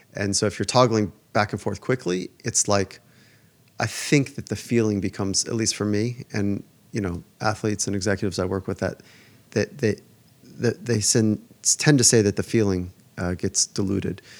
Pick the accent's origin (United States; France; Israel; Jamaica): United States; Southern California; I would skate as a young kid growing up in Southern California